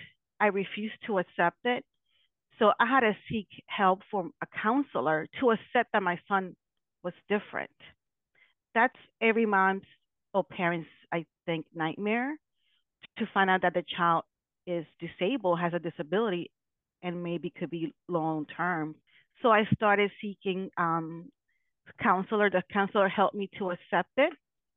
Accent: Connecticut, United States; also born or lived in New York; I am from Connecticut, but formerly I was living in New York.

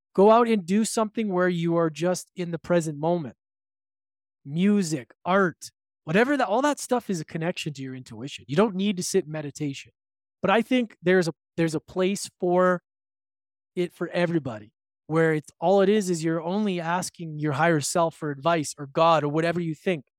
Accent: Edmonton, Alberta, Canada; moved away; visiting with my mom in my hometown of Edmonton, Alberta

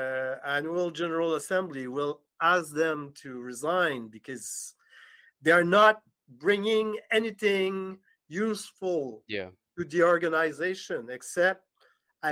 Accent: Montreal, Quebec, Canada; Art and culture is at the center of our identity, mm-hmm. as human, as Montrealer, as Quebecer, as Canadian

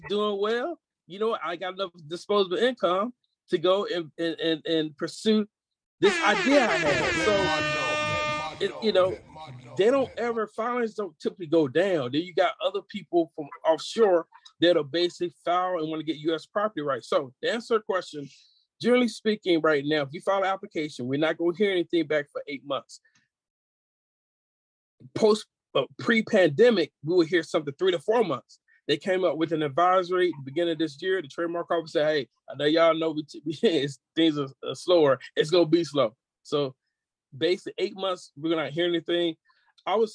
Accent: Georgia, United States; moved away as an adult; now in California, United States; I was raised in Georgia by a woman who was born in 1916

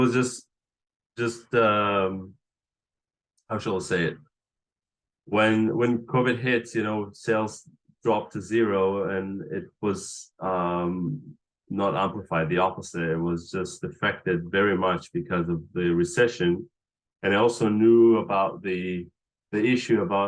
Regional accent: Israel; moved away as an adult; also born or lived in Los Angeles, United States; now in New York City, United States; I grew up in Israel in during the 80s

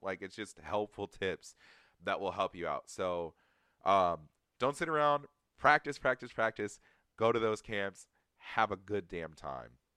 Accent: Atlanta, Georgia, United States; I'm from Atlanta, Georgia

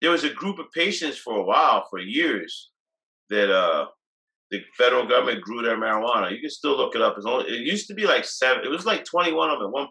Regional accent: New Jersey, United States; I'm from New Jersey

